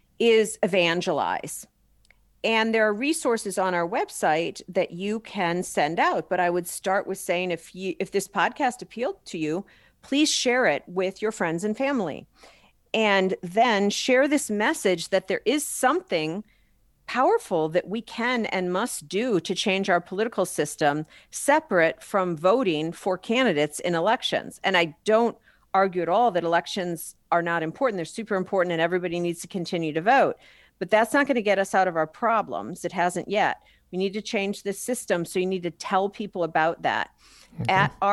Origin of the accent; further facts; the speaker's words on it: Wisconsin, United States; I founded a campaign in my home state of Wisconsin with a fellow CEO in Wisconsin back in 2017.